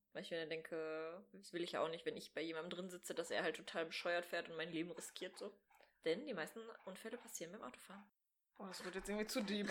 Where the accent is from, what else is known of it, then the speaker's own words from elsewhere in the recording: Sauerland, North Rhine-Westphalia, Germany; now in Bochum, Germany; ich bin in einem kleinen Kaff aufgewachsen im Sauerland